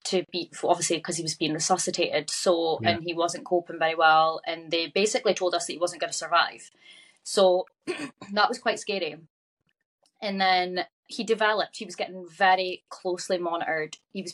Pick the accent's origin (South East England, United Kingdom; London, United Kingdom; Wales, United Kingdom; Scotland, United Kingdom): Scotland, United Kingdom; Aberdeen; I'm from Aberdeen.